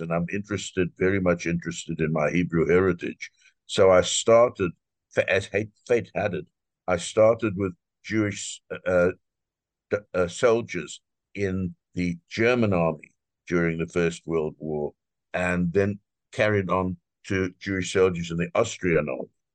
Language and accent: English; South Africa; moved away as an adult; now in United States; I'm originally, I was born in South Africa uh, and um, I'm a physician